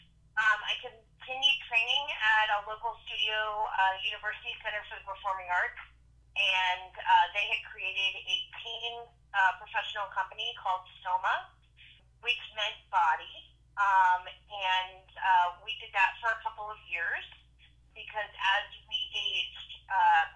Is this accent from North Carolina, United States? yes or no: no; South Florida, United States; also born or lived in Oceanside, New York; Originally, I was born in Oceanside, New York. And I started, school and my love of art in New York on Long Island. And when I was about 7 years old, my father, who had worked for Eastern Airlines, in kind of upper management, was offered a relocation benefit to come here to Florida.